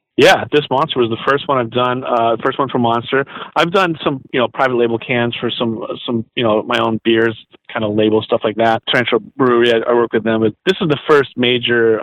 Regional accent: Los Angeles, California, United States; also born or lived in New Orleans, Louisiana; moved out here in seventh grade

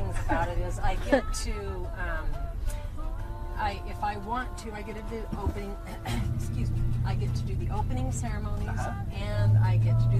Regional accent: Farmington, New Mexico, United States; Born and raised in Farmington.

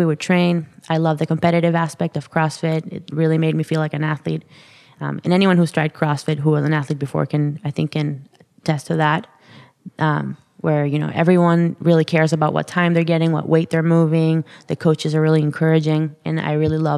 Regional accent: Caracas, Capital District, Venezuela; I was born and raised in Caracas, Venezuela.

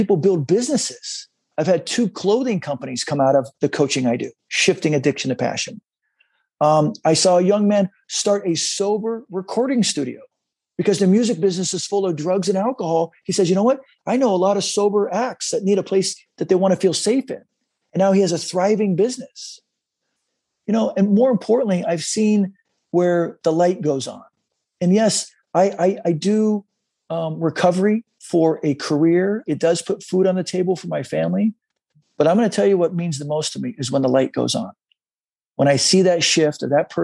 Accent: San Diego, California, United States; now in Los Angeles, United States; I grew up in San Diego, loved the energy of the waves, loved to body surf

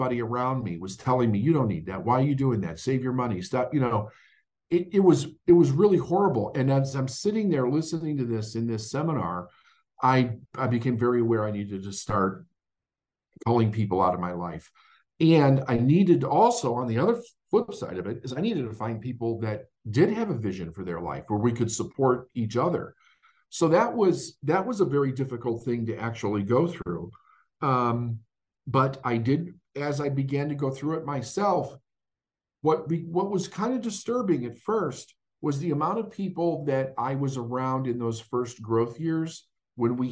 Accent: Chicago, Illinois, United States; when I grew up in Chicago

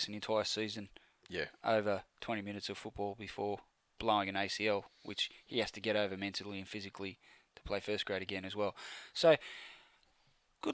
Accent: Penrith, New South Wales, Australia; I was born in Penrith Hospital.

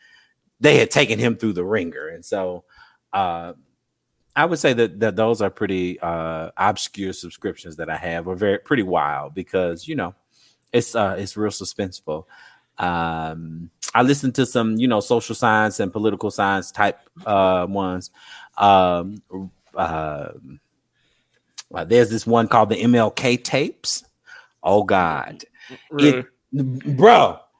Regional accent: Huntsville, Alabama, United States; I graduated from Buckhorn. I grew up in Huntsville.

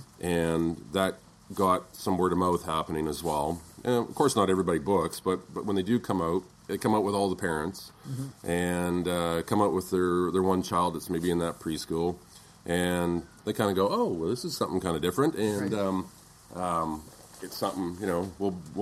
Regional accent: Kelowna, British Columbia, Canada; moved away as an adult; growing up in Kelowna and seeing a lot of the family activities

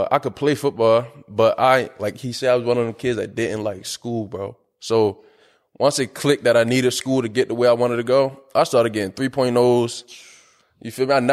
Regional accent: Baltimore, Maryland, United States; I am from South Baltimore.

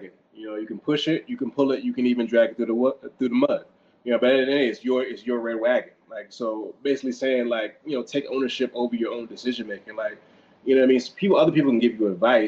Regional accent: Temple Hills, Maryland, United States; I'm from down the street from Temple Hills

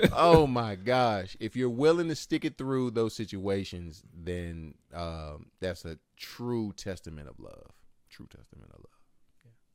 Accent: Martinsville, Virginia, United States; we're from Martinsville.

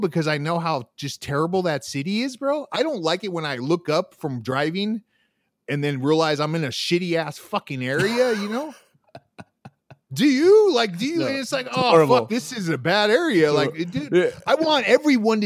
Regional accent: United States

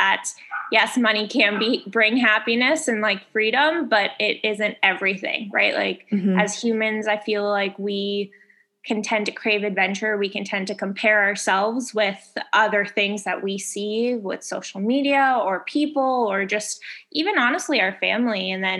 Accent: Boulder, Colorado, United States; also born or lived in India / New York; now in Chicago, United States; Born in India, and then I grew up in Colorado, Boulder, Colorado, and then went to school in DC, lived in New York for a little bit.

